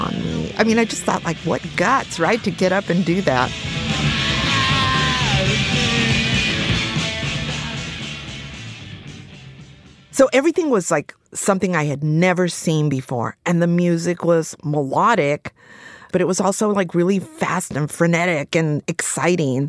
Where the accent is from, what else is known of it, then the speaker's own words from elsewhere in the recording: Los Angeles, California, United States; I was at the Chicano Moratorium, but I was only 11 years old, and I grew up in East